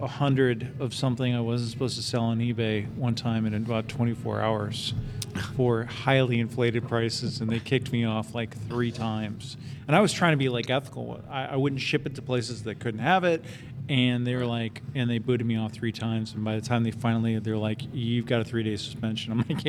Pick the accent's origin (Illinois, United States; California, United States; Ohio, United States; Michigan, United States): Michigan, United States; Detroit; moved away; I have flashbacks from my time growing up in Detroit.